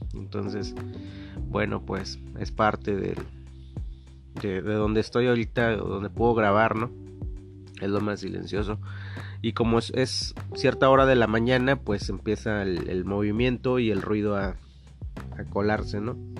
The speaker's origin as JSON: {"language": "Spanish", "country": "Mexico", "said": "lo que nos identifica como mexicanos"}